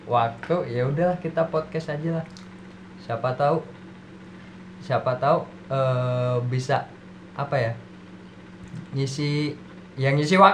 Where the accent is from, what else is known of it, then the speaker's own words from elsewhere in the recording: Lampung, Indonesia; sebenarnya ya aku dari kecil juga ditinggal tuh di Lampung tapi di lingkungan Jawa jadi hmm. desa aku itu Jawa semua